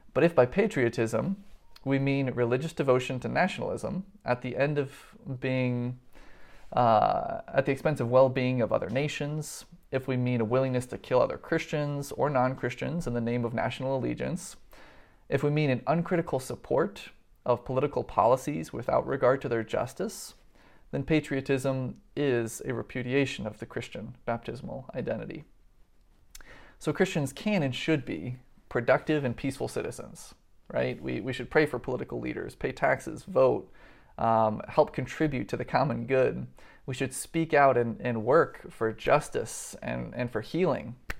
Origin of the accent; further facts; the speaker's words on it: United States; I was born into a country that is economically and militarily on top